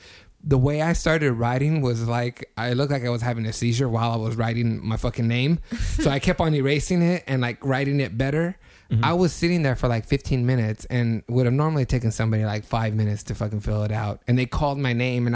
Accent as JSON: {"language": "English", "town": "Fresno", "region": "California", "country": "United States", "said": "I'm from Fresno, California."}